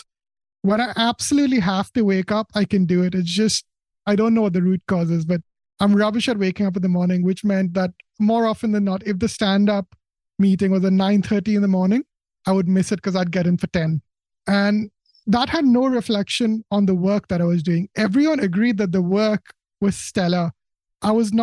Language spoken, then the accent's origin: English; India; now in United Kingdom; I was born in India, so I was an Indian citizen, which meant I was here in the UK on a work visa.